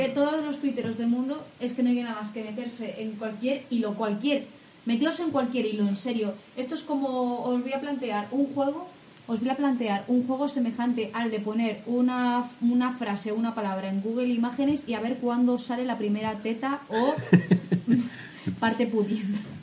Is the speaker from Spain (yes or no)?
yes; Castilla-La Mancha, Spain; de mi tierra, o sea, es, es manchega esa, expresión